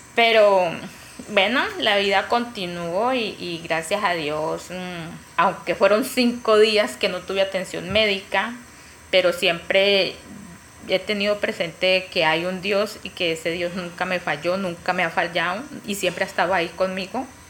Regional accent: Caquetá, Colombia; Nací en Pajuel, Caquetá, una vereda cerca.

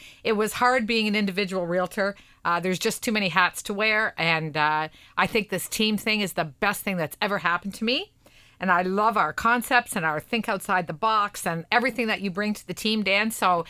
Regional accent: Amherstburg, Ontario, Canada; I was born and raised in Essex County, actually Amherstburg. I still live there today.

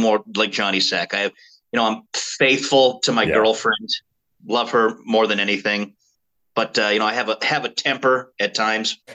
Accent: Pueblo, Colorado, United States; now in Denver, United States; I was born in Pueblo, Colorado

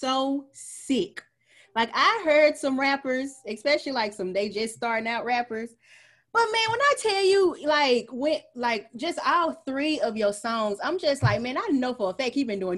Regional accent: Mississippi, United States; moved away as an adult; now in Houston, United States; I am originally from Mississippi

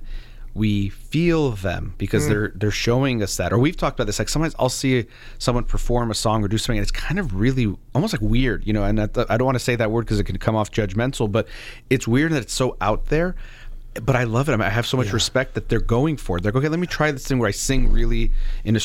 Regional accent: United States; as a native, I was born in the United States

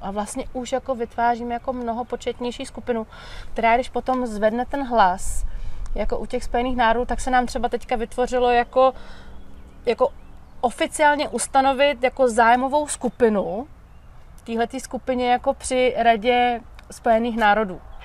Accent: Czechia; u nás v Čechách

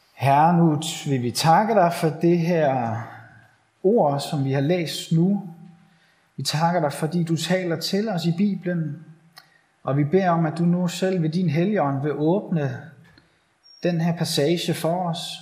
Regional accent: Bornholm, Capital Region of Denmark, Denmark; moved away; jeg er forhenværende bornholmer

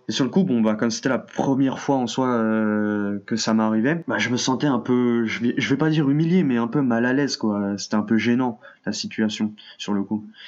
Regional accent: France; je suis français d'origine algérienne

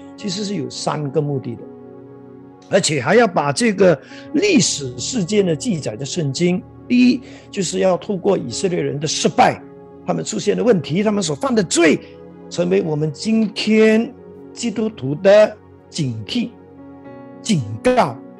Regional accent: Malaysia; 我们马来西亚人

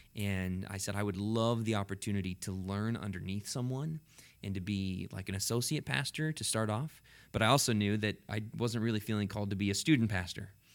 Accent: Cashmere, Washington, United States; also born or lived in California; I grew up in Kashmir, but went to the Leavenworth Church

